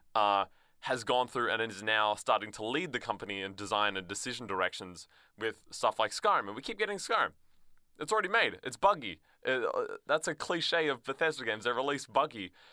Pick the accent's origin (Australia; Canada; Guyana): Australia; as an Australian